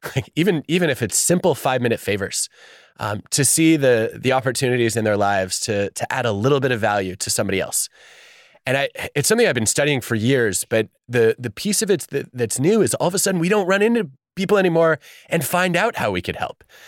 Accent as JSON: {"language": "English", "country": "United States"}